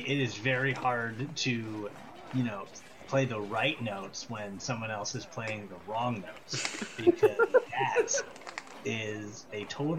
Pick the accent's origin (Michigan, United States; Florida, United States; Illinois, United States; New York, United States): New York, United States; As a New Yorker